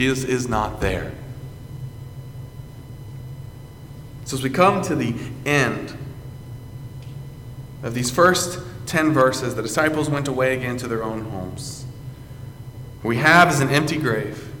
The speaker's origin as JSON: {"language": "English", "region": "South Carolina", "country": "United States", "moved": "yes", "said": "I came up from South Carolina one summer to work and to counsel"}